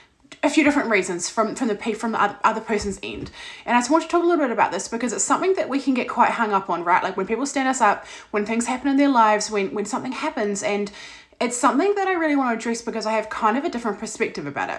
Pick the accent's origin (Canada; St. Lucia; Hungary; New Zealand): New Zealand; I am from New Zealand.